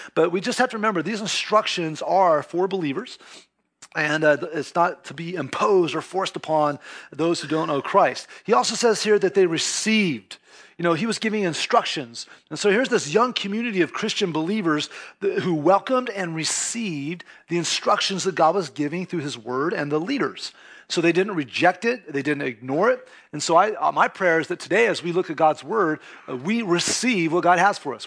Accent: California, United States; first language English; like most Californians, I was raised with a lot of Spanish around me.

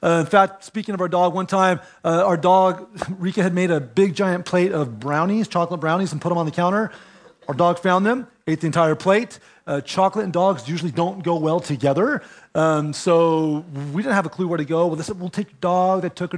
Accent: California, United States; And of course, we're from California where everybody's yard is kind of like fenced usually.

